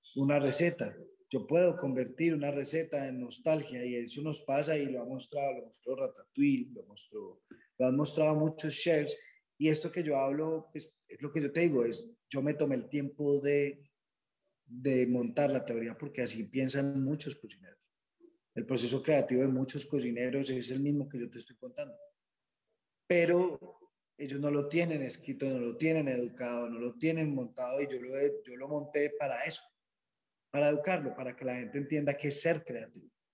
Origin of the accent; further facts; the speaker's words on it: Quindío, Colombia; soy del Quindío, donde pues es una región campesina.